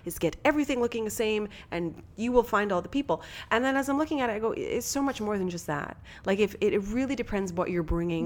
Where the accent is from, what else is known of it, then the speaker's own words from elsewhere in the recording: Canada; also born or lived in Ontario; being a Canadian